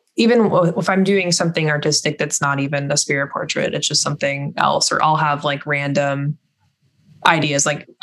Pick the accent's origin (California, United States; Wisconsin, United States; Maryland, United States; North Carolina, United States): California, United States; I grew up in California